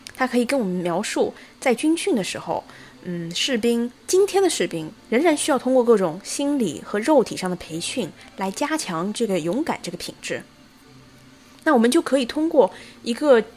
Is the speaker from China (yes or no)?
yes; China; 我相信我们中国人看《魔戒》的时候